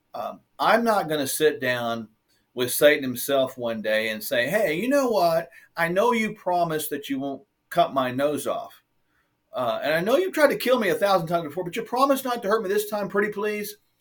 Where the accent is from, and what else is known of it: United States